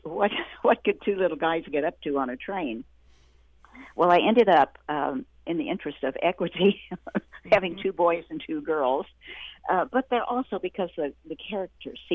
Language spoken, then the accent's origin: English; Western Oklahoma, United States; I grew up in Western Oklahoma